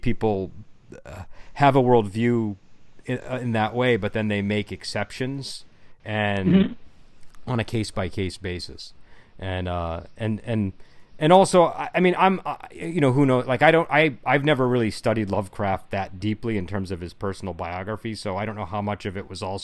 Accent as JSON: {"language": "English", "region": "New England", "country": "United States", "said": "I'm from New England"}